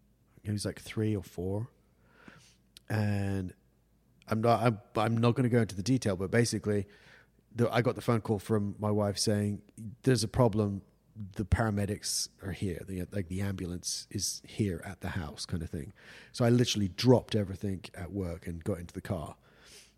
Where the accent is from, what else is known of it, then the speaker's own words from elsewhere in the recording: London, United Kingdom; I was born on Tottenham Court Road in London